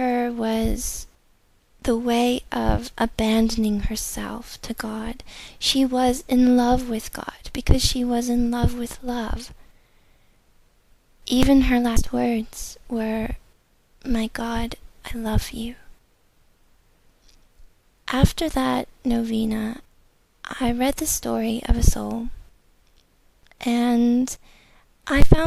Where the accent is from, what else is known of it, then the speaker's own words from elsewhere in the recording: United States; I'm from America